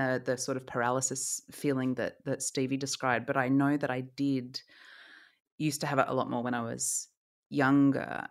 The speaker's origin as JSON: {"language": "English", "country": "Australia", "moved": "yes", "said": "I am from Australia"}